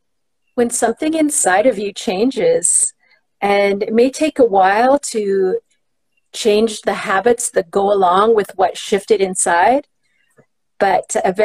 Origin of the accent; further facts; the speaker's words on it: Canada; I'm from Canada